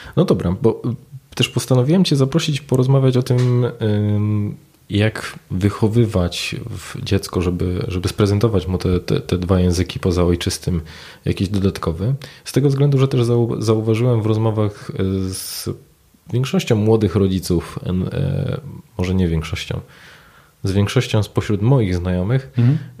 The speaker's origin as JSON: {"language": "Polish", "country": "Poland", "accent": "Polish", "said": "z moim mhm. polskim akcentem w języku angielskim"}